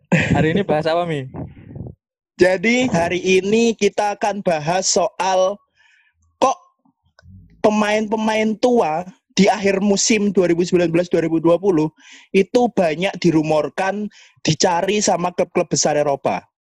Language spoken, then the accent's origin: Indonesian; East Java, Indonesia; accent: East Javanese; Jadi perkenalkan saya yang medok Jawa Timuran ini